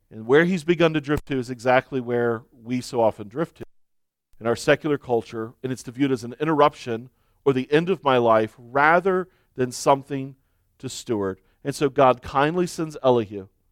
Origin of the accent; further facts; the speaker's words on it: United States; as American Christians